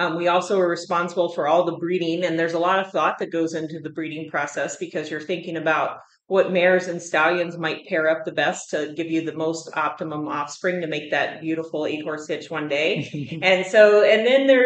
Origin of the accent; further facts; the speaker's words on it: Virginia, United States; moved away as an adult; also born or lived in North Dakota; now in Fort Collins, United States; I grew up in Virginia, and my family had a small farm